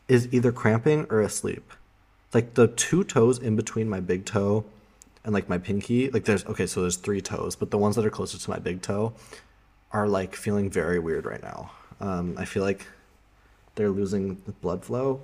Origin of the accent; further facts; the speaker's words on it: Colorado, United States; also born or lived in Amsterdam, Netherlands; now in Berlin, Germany; in my hometown, Colorado, it has like 300 days of sunshine per year